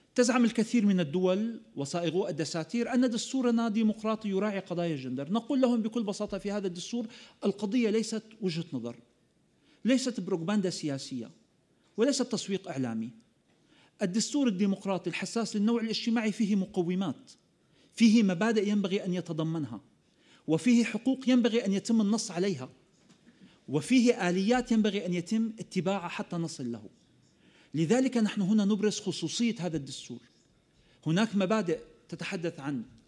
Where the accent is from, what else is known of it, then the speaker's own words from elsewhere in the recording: Syria; أننا في سوريا معتادون على القنابل